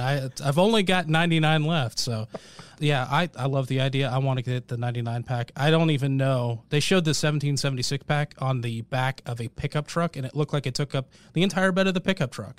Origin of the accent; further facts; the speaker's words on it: Portland, Oregon, United States; now in Marietta, Georgia, United States; I grew up in Portland